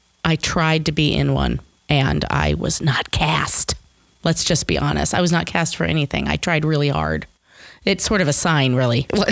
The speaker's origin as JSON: {"language": "English", "town": "Omaha", "region": "Nebraska", "country": "United States", "said": "I am here from here, Omaha, Nebraska."}